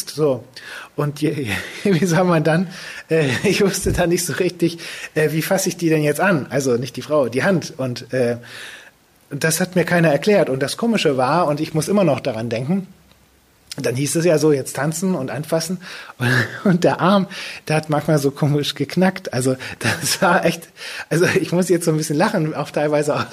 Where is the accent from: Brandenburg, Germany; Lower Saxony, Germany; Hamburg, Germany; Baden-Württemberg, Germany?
Lower Saxony, Germany; Ja, also ich komme aus der Ecke von Cuxhaven, aus einem kleinen Dorf.